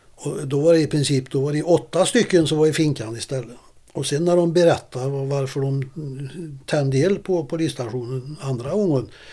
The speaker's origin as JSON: {"language": "Swedish", "town": "Karlstad", "region": "Värmland", "country": "Sweden", "tie": "born or raised there", "also_born_or_lived": "Stockholm", "said": "hemma i Karlstad"}